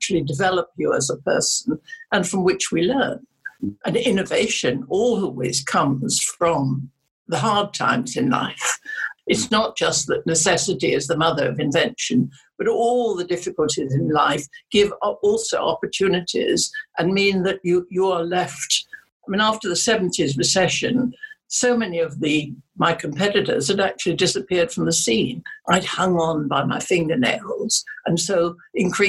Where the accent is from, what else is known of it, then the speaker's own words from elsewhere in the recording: England, United Kingdom; also born or lived in Germany; I was very lucky in my foster parents, who brought me up as they would their own children. And I am more English than the English